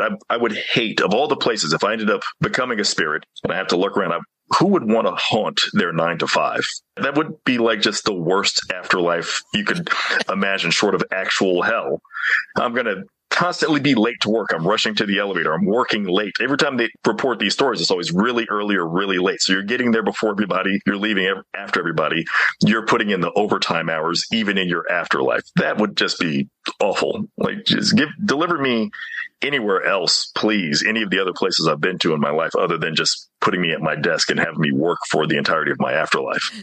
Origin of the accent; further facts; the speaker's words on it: Mississippi, United States; growing up in Mississippi